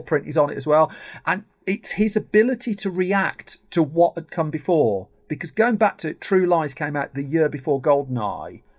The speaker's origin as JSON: {"language": "English", "town": "Birmingham", "region": "West Midlands", "country": "United Kingdom", "said": "I'm from Birmingham."}